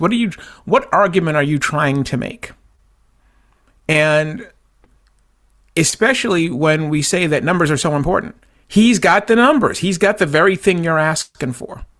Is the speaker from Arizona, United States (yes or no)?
no; Boston, Massachusetts, United States; when we were kids growing up in Boston